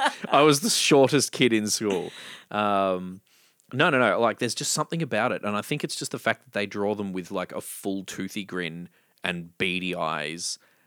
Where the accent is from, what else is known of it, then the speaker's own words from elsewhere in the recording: Victoria, Australia; I grew up in Victoria.